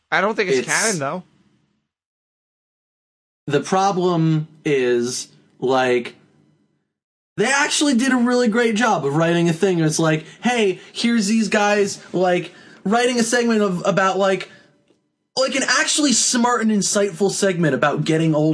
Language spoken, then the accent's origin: English; Texas, United States; I'm from Texas, and what is this?